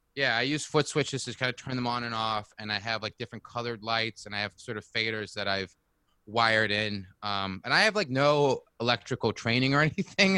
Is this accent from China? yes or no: yes; China; moved away as an adult; also born or lived in California; now in New York, United States; I grew up in China actually